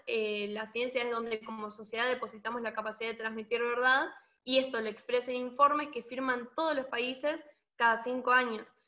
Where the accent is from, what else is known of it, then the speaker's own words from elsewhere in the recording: Argentina; lo que estamos atravesando como Argentina